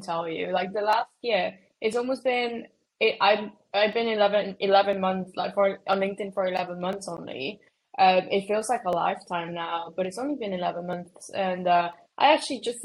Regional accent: Mexico; now in United Kingdom; I'm from Mexico, but I've been living in the UK. So if anyone gets confused at my accent, is because I'm actually Mexican

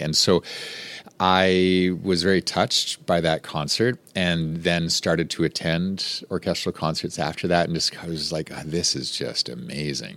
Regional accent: Rocky Mountains, Western Canada, Canada; moved away as an adult; now in Baton Rouge, United States; I grew up in Western Canada in the Rocky Mountains

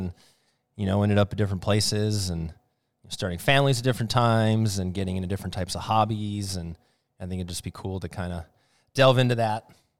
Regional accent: Oshkosh, Wisconsin, United States; also born or lived in Brookfield / Waukesha; I was born in Brookfield. You know, lived in Waukesha and then moved up here to Oshkosh right before high school. Went to Lourdes.

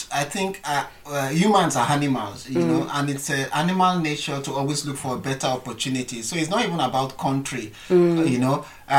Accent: Nigeria; one of the things as a Nigerian or as Africans, that we're very resilient people. Our weather can be harsh sometimes, you know, the sun sometimes gets to 45 to 50 degrees and we still survive.

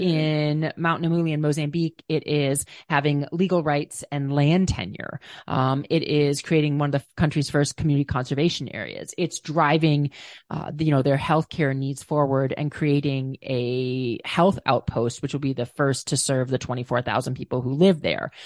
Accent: Minnesota, United States; I grew up in Minnesota, which was not a rock climbing mecca

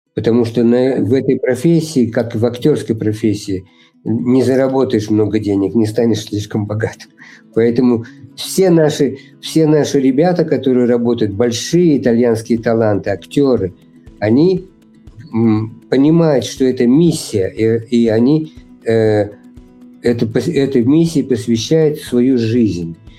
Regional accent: Russia; moved away as an adult; also born or lived in New York, United States; now in Italy; все мы, кто родились в России и прожили там некоторое время

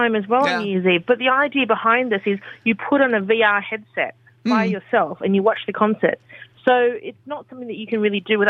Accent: Australia; moved away as an adult; now in New York, United States; And as an Australian in New York, I complain consistently about how cold it is because it's so different to our winters.

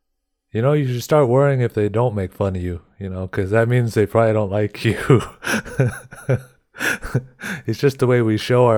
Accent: Cheyenne River Reservation, South Dakota, United States; moved away as an adult; now in Germany; I'm from the Cheyenne River Rez, and since about 10 years now, I've been living in Germany.

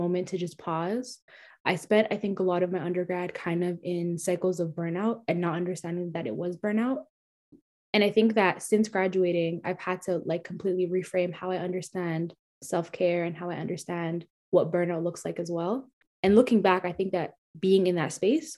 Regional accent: Canada; being Somali, being Canadian, but then also not really being either one, and just being a hybrid

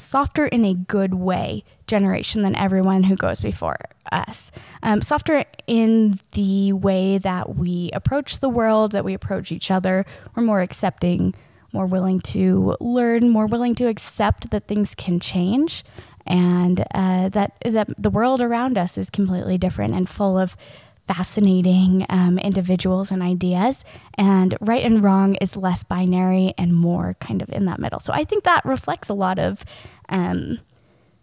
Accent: the South, United States; we're both Chris and I grew up in the South

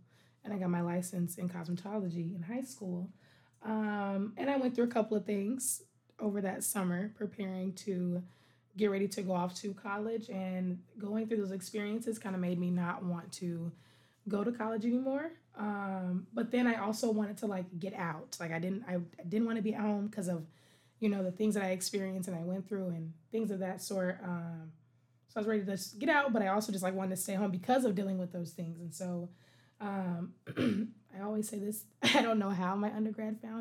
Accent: Dallas-Fort Worth area, Texas, United States; moved away as an adult; also born or lived in Conway, Arkansas; now in Buffalo, United States; I am from Texas, born and raised.

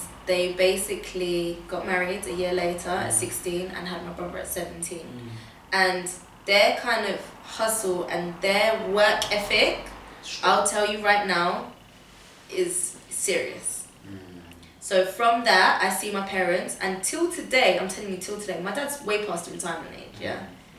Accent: Portugal; born there; I was born in Portugal

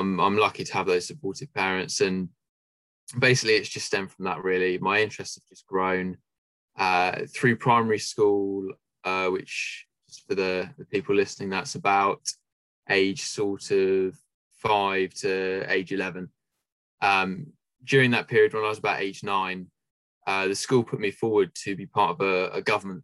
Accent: Southampton, South East England, United Kingdom; also born or lived in Leeds; Yeah, so I'm from Southampton, which is basically in the south of the UK. And yeah, I've lived here all my life pretty much.

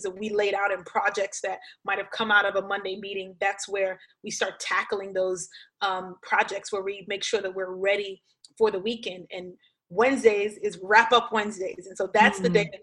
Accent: Brooklyn, New York, United States; moved away as an adult; now in Miami, United States; I grew up in church in Brooklyn

